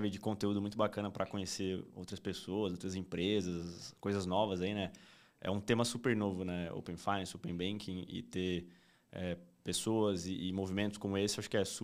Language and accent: Portuguese; Campo Grande, Mato Grosso do Sul, Brazil; eu sou nascido em Campo Grande, no Mato Grosso do Sul é, um pouquinho longe daqui, mas vivi uma boa parte da minha vida por lá.